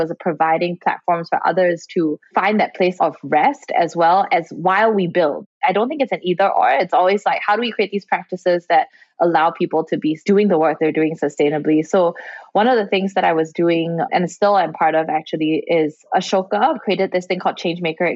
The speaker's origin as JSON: {"language": "English", "country": "Singapore", "tie": "born or raised there", "said": "especially growing up in Singapore and Asia"}